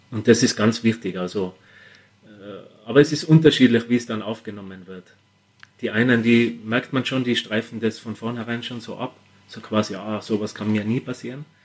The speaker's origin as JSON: {"language": "German", "country": "Austria", "said": "vor allem wir als Österreicher, wir sind immer sehr heimatverbunden."}